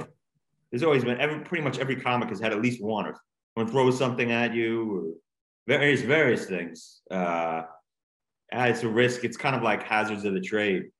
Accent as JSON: {"language": "English", "area": "Long Island", "region": "New York", "country": "United States", "tie": "born or raised there", "also_born_or_lived": "Queens, New York / Los Angeles / Ithaca, New York", "moved": "as an adult", "lives_now": "Montgomery, United States", "said": "I was born in Queens. I grew up in the Long Island area"}